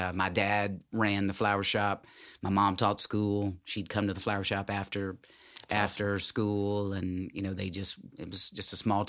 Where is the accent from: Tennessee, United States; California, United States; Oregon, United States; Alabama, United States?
Tennessee, United States; Jackson; I was born in Jackson, Tennessee, in West Tennessee.